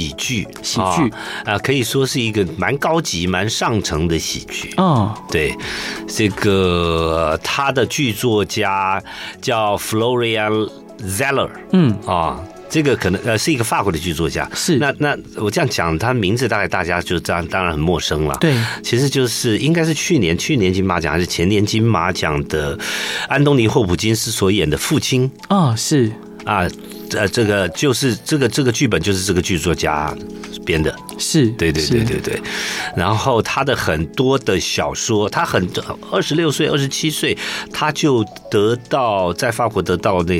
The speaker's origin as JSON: {"language": "Chinese", "town": "Taishan", "region": "New Taipei", "country": "Taiwan", "tie": "born or raised there", "said": "还叫台北县的时候，嗯，啊，有一个泰山。泰山乡，对对对，我是那边眷村长大的孩子。"}